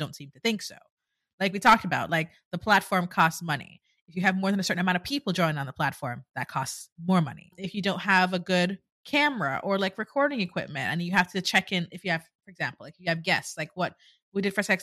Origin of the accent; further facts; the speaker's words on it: Jamaica; moved away as an adult; now in United States; I'm Jamaican, born and raised